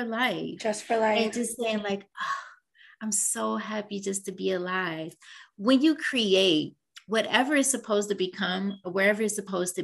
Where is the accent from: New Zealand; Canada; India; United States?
United States; Cleveland, Ohio; moved away; I'm originally from Cleveland, Ohio, and I go back home